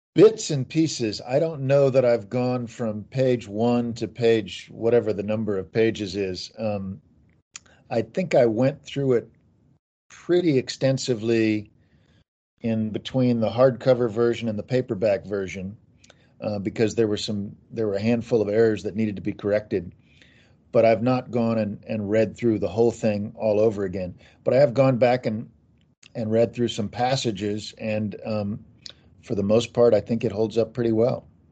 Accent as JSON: {"language": "English", "town": "Kansas City", "region": "Missouri", "country": "United States", "tie": "born or raised there", "said": "I grew up in Kansas City and was a Chiefs fan"}